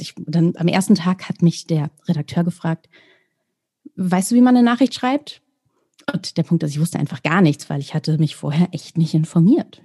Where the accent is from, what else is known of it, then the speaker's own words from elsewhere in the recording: Celle, Lower Saxony, Germany; die Stadt, in der ich gelebt habe, die auch meine Heimatstadt ist, Celle